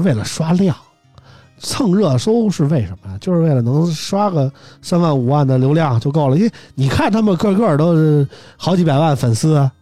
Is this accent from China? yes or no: yes; Beijing, China; 我是北京人，喜欢北京国安